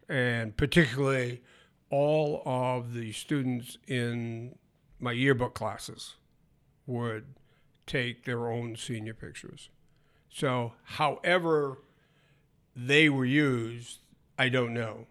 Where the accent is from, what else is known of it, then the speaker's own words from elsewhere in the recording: northern Maine, United States; moved away; also born or lived in Michigan; I was born and brought up in Maine